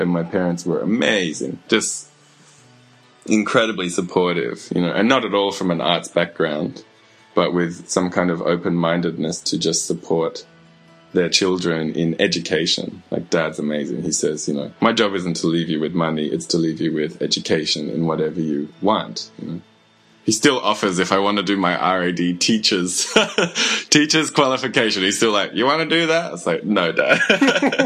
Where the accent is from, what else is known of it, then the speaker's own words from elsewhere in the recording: Mackay, Queensland, Australia; I grew up in Mackay in Queensland